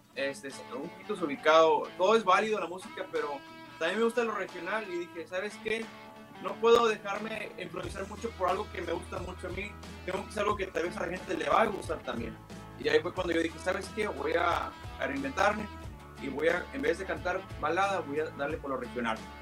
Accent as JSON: {"language": "Spanish", "town": "McAllen", "region": "Texas", "country": "United States", "said": "yo soy de aquí de Estados Unidos, soy de aquí de McAllen"}